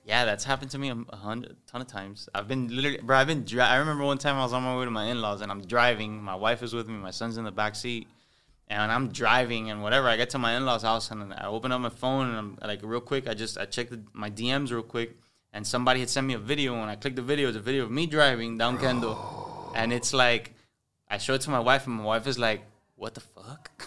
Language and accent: English; Miami, Florida, United States; accent: Cuban; also born or lived in Hialeah, Florida; I grew up in, in Westchester, but I played baseball my entire life, and I played baseball in, in H A A, High Aaliyah